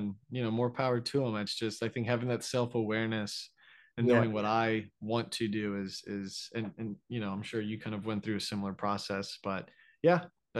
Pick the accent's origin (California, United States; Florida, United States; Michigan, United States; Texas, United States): Florida, United States; also born or lived in New York, United States / Stamford, Connecticut, United States; now in Austin, United States; So originally I'm from Florida, but yeah, yeah. I was at NYU in New York for like 6 years. And then for 1 year, we moved to Stamford, Connecticut, like okay. 45 minutes out of Manhattan.